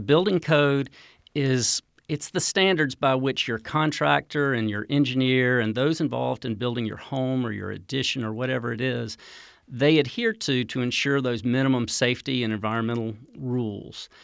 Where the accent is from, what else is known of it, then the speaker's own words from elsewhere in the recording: North Carolina, United States; moved away; also born or lived in Central America; I grew up in North Carolina